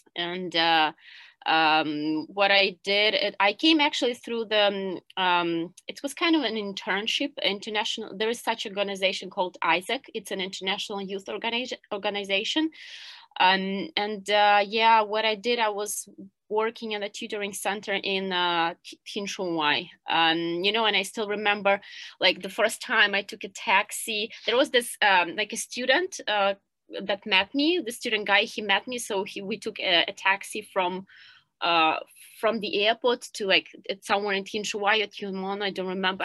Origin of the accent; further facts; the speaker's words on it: Kyiv, Ukraine; moved away as an adult; now in Hong Kong; I'm originally from Kiev